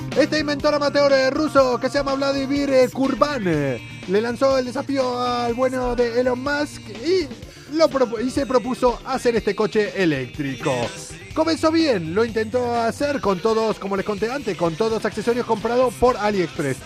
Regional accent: Argentina; moved away

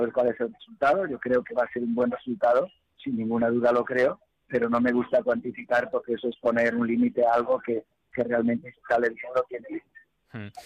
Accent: Spain; como español

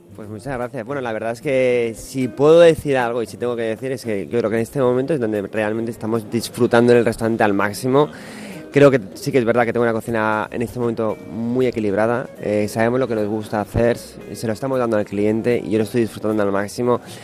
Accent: Cantabria, Spain; yo vivo en Cantabria, para mí es mi tierra

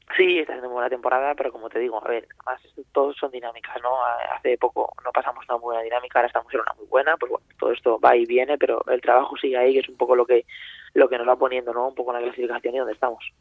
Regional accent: Valencia, Valencian Community, Spain; now in Zaragoza, Spain; soy de Valencia

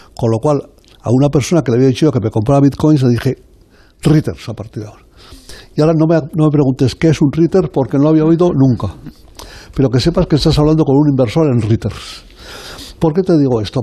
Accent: Zaragoza, Aragon, Spain; moved away; also born or lived in Sant Quirze Safaja; soy yo de Zaragoza, yo soy de allí

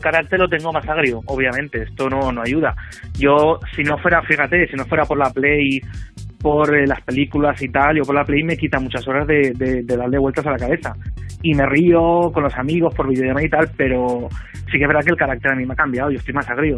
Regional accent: Torrent, Valencian Community, Spain; also born or lived in Benidorm; Yo soy aquí de Torrente y vivo aquí

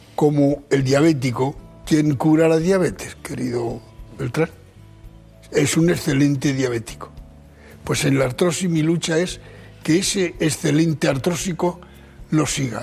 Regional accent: Archena, Region of Murcia, Spain; De Archena

